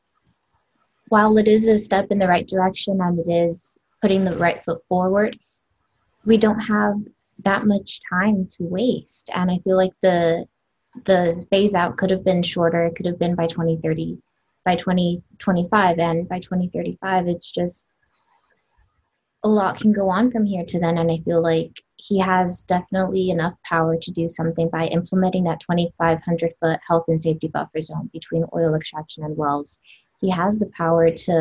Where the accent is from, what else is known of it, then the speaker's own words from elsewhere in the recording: Los Angeles, California, United States; I grew up in South Central, right between USC and the Staples Center.